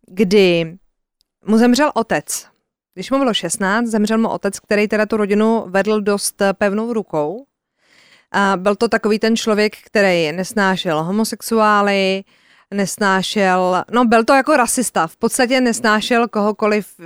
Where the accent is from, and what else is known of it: Czechia